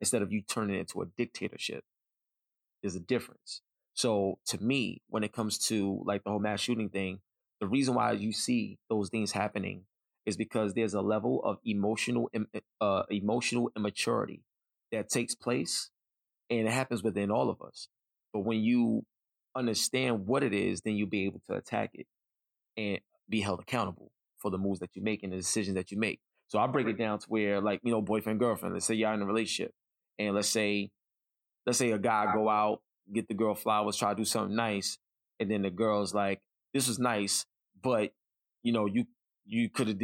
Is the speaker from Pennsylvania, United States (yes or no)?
no; New York City, New York, United States; I grew up in East New York, Brooklyn